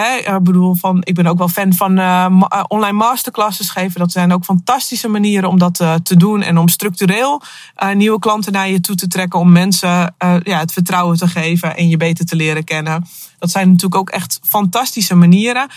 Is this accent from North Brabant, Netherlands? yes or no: no; Akersloot, North Holland, Netherlands; moved away; Op dit moment eh, zit ik in mijn auto op de parkeerplaats bij Van de Valk in Akersloot. Eh, wel leuk, want het is het eh, dorp waar ik opgegroeid ben.